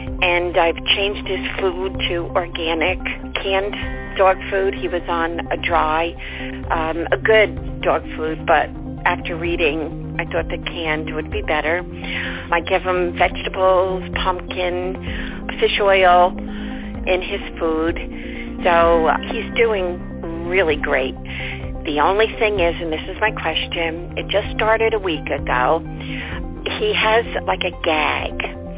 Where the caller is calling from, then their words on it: New Jersey, United States; I'm from New Jersey.